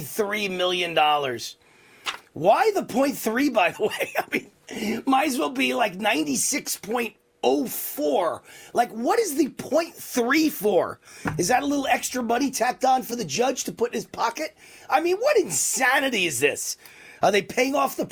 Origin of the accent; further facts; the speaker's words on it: New York City, New York, United States; moved away as an adult; born and raised in New York.